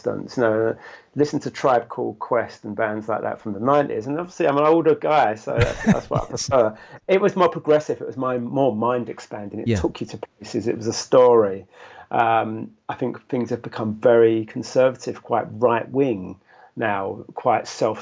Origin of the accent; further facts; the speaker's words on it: London, United Kingdom; I grew up in London